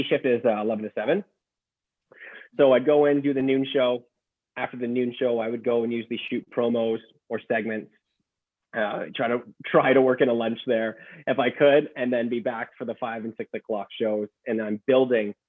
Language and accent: English; Ottawa, Ontario, Canada; moved away as an adult; also born or lived in Vancouver; now in Sudbury, Canada; I'm from Ottawa